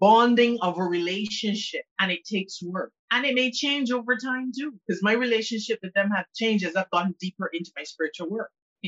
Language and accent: English; Barbados; I was born in Barbados, and the island where I am right now, and the island is predominantly Anglican